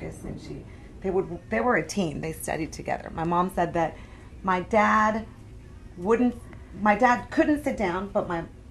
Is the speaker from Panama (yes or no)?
yes; Panama; born or raised there; moved away; also born or lived in Houston, Texas, United States